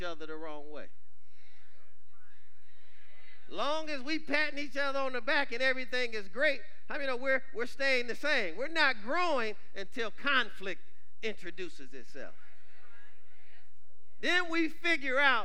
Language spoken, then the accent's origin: English; Detroit, Michigan, United States; I grew up in Detroit, Michigan